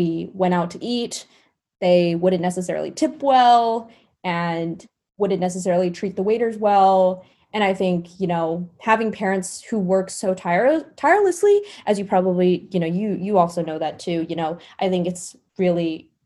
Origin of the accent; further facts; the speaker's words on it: Rolla, Missouri, United States; I grew up in Rolla, Missouri, super racially